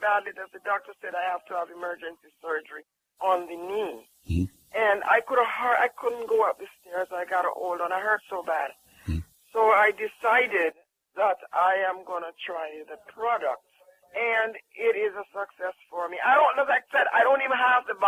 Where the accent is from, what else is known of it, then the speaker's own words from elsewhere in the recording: Jamaica; moved away; I'm from Jamaica